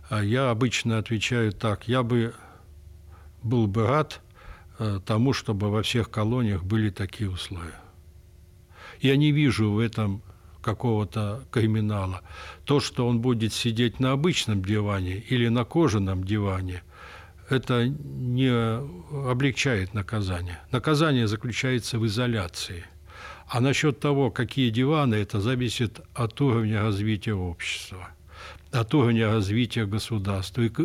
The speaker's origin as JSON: {"language": "Russian", "town": "Kemerovo", "region": "Kemerovo Oblast", "country": "Russia", "tie": "born or raised there", "said": "что я родом из Кемерово, да."}